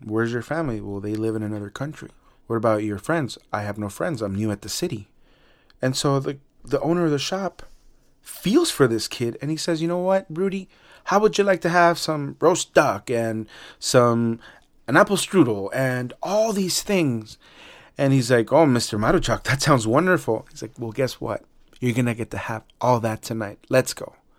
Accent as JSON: {"language": "English", "region": "Mexico City", "country": "Mexico", "tie": "born or raised there", "moved": "yes", "said": "y también en México, en el D F, my hometown"}